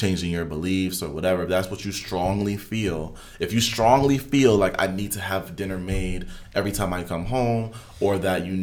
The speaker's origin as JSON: {"language": "English", "country": "United States", "said": "because I'm American, I'm a teacher"}